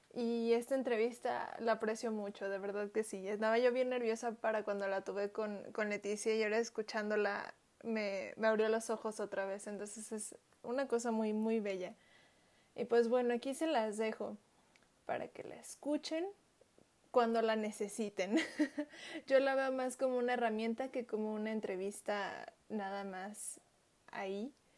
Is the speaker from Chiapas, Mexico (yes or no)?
yes; Chiapas, Mexico; moved away; soy de Chiapas, yo nací en Chiapas